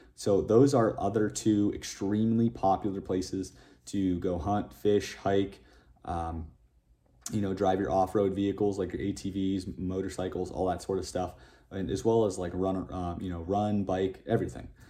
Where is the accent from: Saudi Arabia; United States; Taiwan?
United States; Northeast; moved away as an adult; now in Las Vegas, United States; born and raised in the Northeast